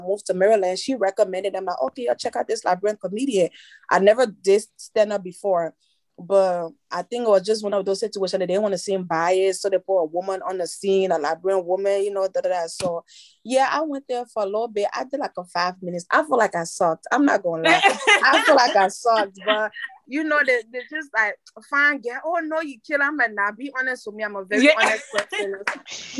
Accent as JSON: {"language": "English", "country": "Côte d’Ivoire", "tie": "born or raised there", "also_born_or_lived": "Liberia", "first_language": "French", "second_language": "English", "moved": "yes", "said": "I was just born and raised in Ivory Coast, but my parents are Liberian"}